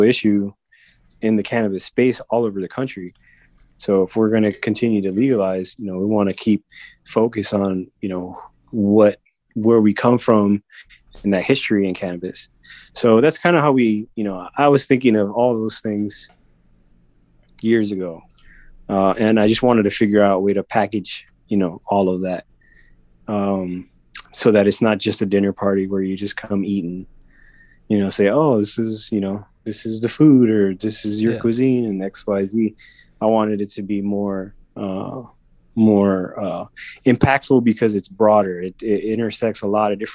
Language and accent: English; Chicago, Illinois, United States; growing up in Chicago